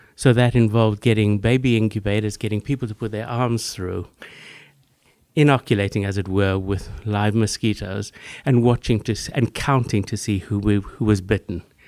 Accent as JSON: {"language": "English", "country": "South Africa", "tie": "born or raised there", "also_born_or_lived": "Namibia / London, United Kingdom", "moved": "as an adult", "lives_now": "Boston, United States", "said": "growing up in Africa. I grew up further in Namibia, Southwest Africa"}